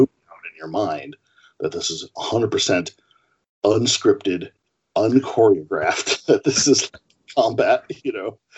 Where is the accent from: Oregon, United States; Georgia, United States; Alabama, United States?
Oregon, United States; Portland; growing up in Portland, Oregon